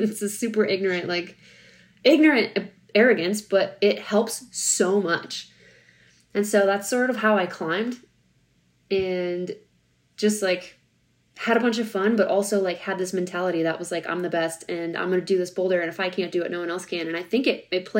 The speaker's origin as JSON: {"language": "English", "region": "Minnesota", "country": "United States", "tie": "born or raised there", "said": "growing up in the Midwest in Minnesota at my gym"}